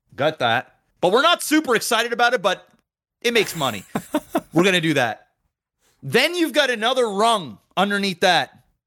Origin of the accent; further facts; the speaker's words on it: Canada; I'm not even from Detroit. Fucking Canadian